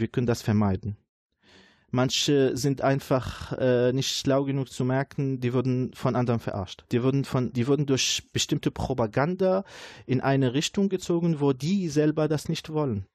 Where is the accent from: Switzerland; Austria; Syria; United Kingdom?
Syria; German is a second language; moved away as an adult; now in Dortmund, Germany; In meinem Heimatland